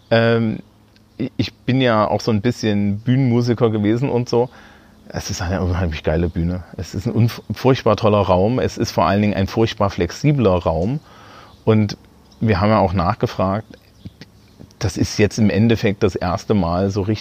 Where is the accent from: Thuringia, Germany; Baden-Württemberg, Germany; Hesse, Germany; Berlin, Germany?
Thuringia, Germany; Und ich stand so als, als, als, als Thüringer Abiturient immer so daneben